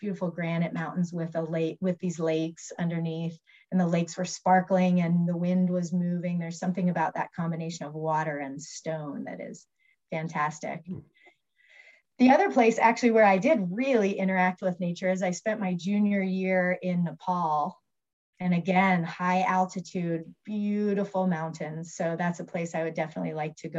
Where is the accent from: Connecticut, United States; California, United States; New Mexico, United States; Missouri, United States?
New Mexico, United States; Albuquerque; I was raised Catholic in Albuquerque